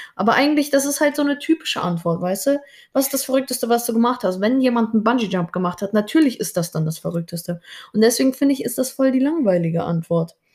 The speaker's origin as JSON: {"language": "German", "country": "Germany", "said": "ich bin auch Deutsche"}